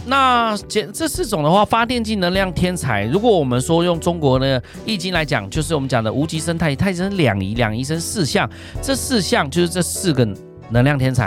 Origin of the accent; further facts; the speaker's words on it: Ren'ai Township, Nantou County, Taiwan; moved away; 我是来自南投人爱香，澳安大的原住民的孩子